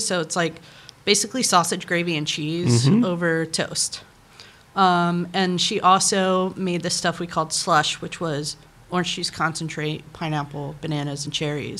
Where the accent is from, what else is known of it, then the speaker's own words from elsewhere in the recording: the South, United States; like when I was a young kid, like growing up in the Bible Belt of the South